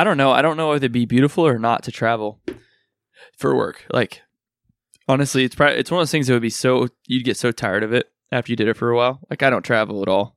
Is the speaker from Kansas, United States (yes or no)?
yes; Kansas, United States; I'm a person from Kansas.